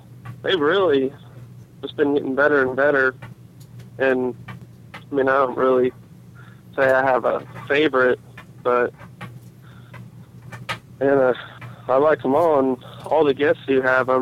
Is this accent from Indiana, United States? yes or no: yes; Indiana, United States; also born or lived in Plainfield, Indiana; I'm from Indiana, not really near New York or Washington